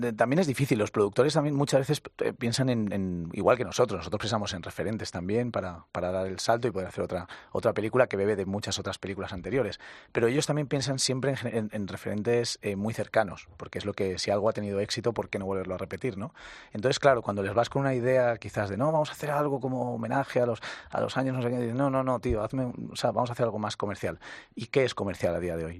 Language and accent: Spanish; Valencia, Valencian Community, Spain; also born or lived in Castilla-La Mancha; ni siquiera soy valenciano de sangre, soy manchego pero mis padres se fueron a vivir allí, he crecido allí